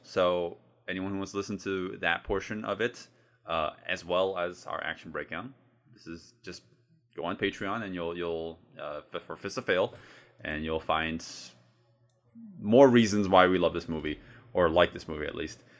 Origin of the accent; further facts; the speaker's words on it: United States; I'm a American